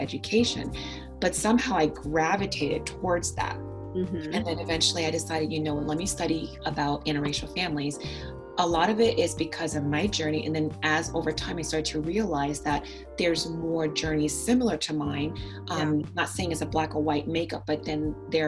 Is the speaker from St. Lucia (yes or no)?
yes; St. Lucia; also born or lived in Lincoln, Nebraska; now in Spokane, United States; originally I'm from the Caribbean, from the island of St. Lucia